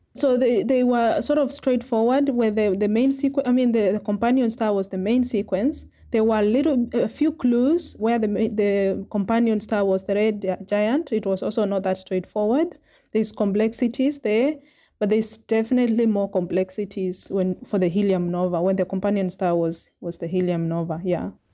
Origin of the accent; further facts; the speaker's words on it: Makueni, Eastern Province, Kenya; moved away as an adult; also born or lived in South Africa; now in Cape Town, South Africa; I grew up in Makueni, Kenya, which is in eastern province